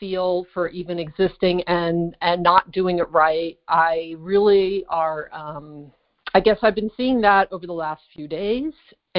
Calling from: California, United States; I'm calling from California

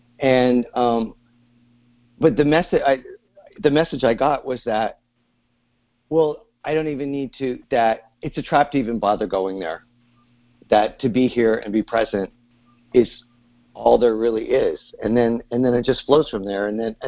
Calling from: Sausalito, California, United States; I'm calling from Sausalito, California.

